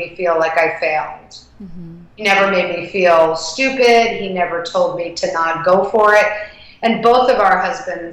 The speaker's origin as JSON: {"language": "English", "town": "New York City", "region": "New York", "country": "United States", "tie": "born or raised there", "said": "I grew up in the West Village"}